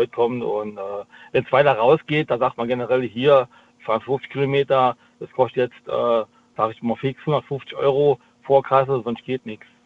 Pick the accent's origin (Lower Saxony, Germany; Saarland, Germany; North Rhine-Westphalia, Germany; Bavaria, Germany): Saarland, Germany; Ich aus dem Saarland.